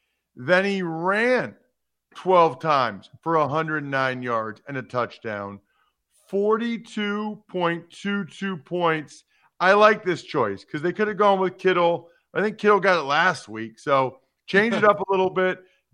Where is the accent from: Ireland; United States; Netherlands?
United States; Kutztown, Pennsylvania; I live near Kutztown, dude. I grew up near Kutztown.